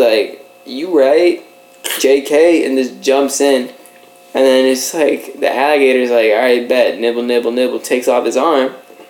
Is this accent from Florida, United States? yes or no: yes; Florida, United States; growing up in Florida